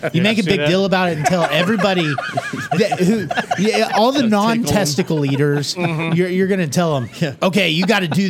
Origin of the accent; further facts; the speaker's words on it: Southlake, Texas, United States; Southlake wasn't Southlake when I grew up there